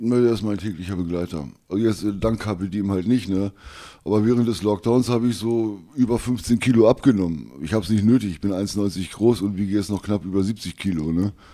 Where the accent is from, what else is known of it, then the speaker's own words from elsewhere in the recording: Wolfsburg, Lower Saxony, Germany; 56 ähm, Jahre alt, jung geblieben aus Wolfsburg